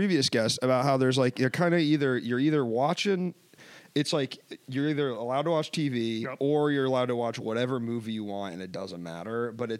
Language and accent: English; Washington, District of Columbia, United States; I grew up in Washington, D.C.